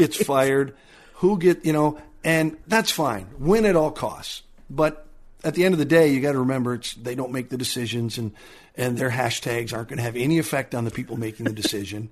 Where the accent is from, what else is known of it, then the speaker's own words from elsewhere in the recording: Minnesota, United States; growing up in Minnesota